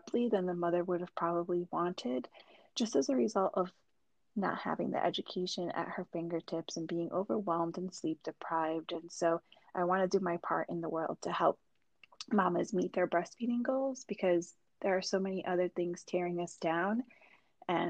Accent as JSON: {"language": "English", "country": "Puerto Rico", "tie": "born or raised there", "moved": "yes", "lives_now": "New Jersey, United States", "said": "I was born in Puerto Rico."}